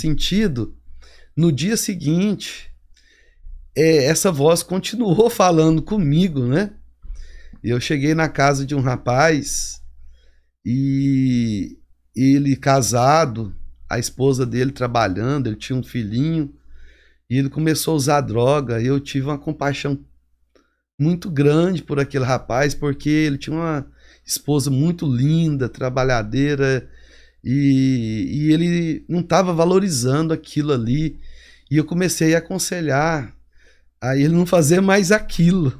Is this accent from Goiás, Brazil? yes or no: yes; Goiânia, Goiás, Brazil; moved away as an adult; also born or lived in California, United States; now in Atlanta, United States; sou goiano como é, a maioria da, dos brasileiros aqui em Atlanta são. Sou de Goiânia